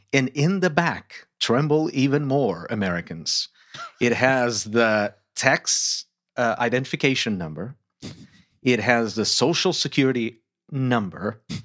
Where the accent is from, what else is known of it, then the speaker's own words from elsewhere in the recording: Lisbon, Portugal; moved away as an adult; also born or lived in United States; Born and raised in Lisbon, Portugal